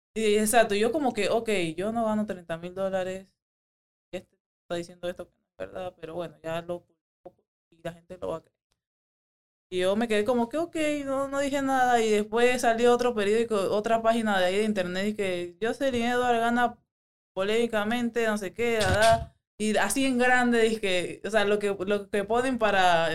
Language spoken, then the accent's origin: Spanish; Panama; moved away as an adult; now in Las Vegas, United States; Soy la única panameña, 100% panameña